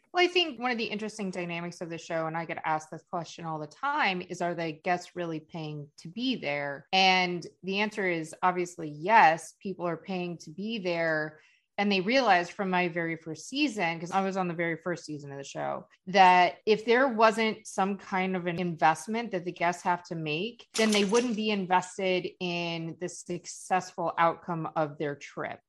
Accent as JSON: {"language": "English", "town": "Cleveland", "region": "Ohio", "country": "United States", "moved": "yes", "lives_now": "Florida, United States", "said": "both of us are from Ohio"}